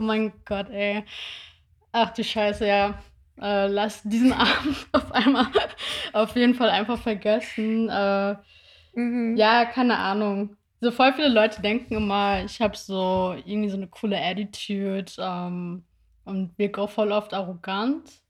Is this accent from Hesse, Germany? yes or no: yes; near Wiesbaden, Hesse, Germany; now in Berlin, Germany; ich komme ja so aus der Nähe von Wiesbaden